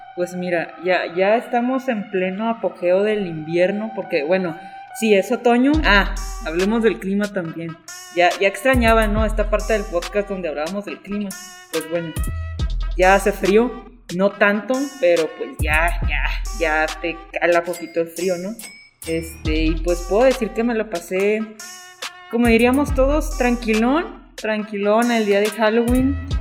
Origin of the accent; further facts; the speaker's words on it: Mexico; como mexicanos